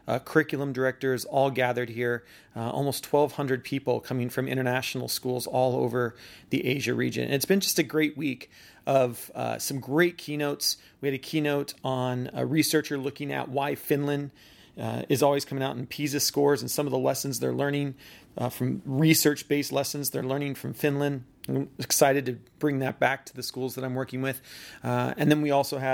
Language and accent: English; Seattle, Washington, United States; head back to Seattle and doing work that next week back with some schools back in my hometown.